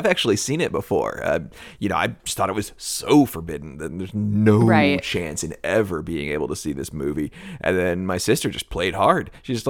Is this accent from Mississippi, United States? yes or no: no; Nashville, Tennessee, United States; we're from Nashville.